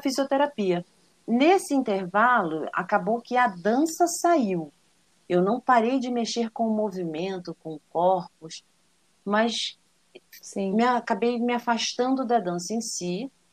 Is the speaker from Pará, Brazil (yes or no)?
no; Niterói, Rio de Janeiro, Brazil; now in São Paulo, Brazil; Eu sou niteroiense, nasci em Niterói, minha família inteira é de Niterói, né? Apesar Sim. de que meu pai é de Valença, mas fui criada lá